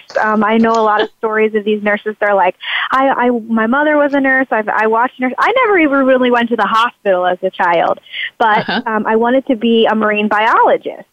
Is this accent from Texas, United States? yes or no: yes; Texas, United States; we are from Texas.